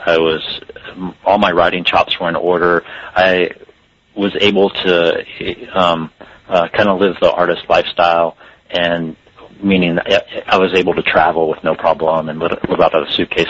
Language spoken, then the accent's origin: English; the South, United States; growing up in the South and the small town that I did